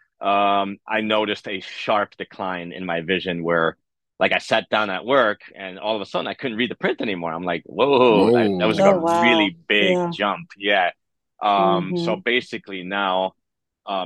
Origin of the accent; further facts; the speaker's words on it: New York City, New York, United States; I was born in East Harlem, Spanish Harlem